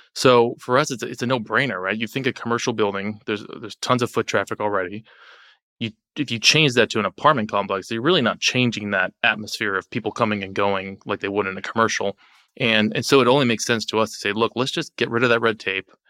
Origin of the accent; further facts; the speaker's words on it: Lake Havasu City, Arizona, United States; my hometown of Lake Havasu